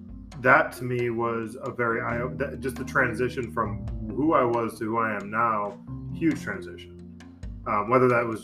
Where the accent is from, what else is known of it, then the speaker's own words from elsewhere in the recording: Buffalo, New York, United States; moved away as an adult; now in San Diego, United States; I grew up in Buffalo, New York, right? And kind of a blue collar town.